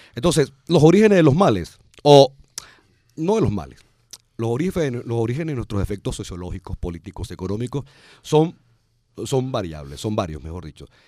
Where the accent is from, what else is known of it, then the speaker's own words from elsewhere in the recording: Venezuela; quiénes somos o cómo somos los venezolanos